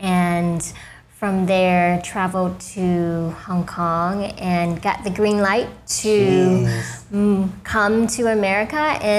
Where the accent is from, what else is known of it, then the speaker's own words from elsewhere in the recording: the South, United States; It was definitely difficult being one of only a handful Vietnamese Americans, especially in the 80s when it was still